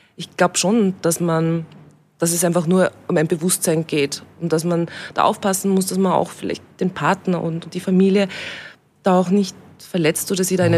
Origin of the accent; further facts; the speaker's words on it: Austria; eigentlich habe ich mich in Österreich immer daheim gefühlt